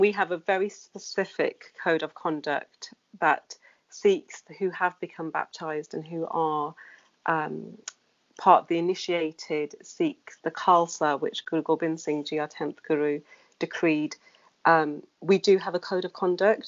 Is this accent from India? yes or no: no; Wolverhampton, West Midlands, United Kingdom; now in London, United Kingdom; I grew up in the Wolverhampton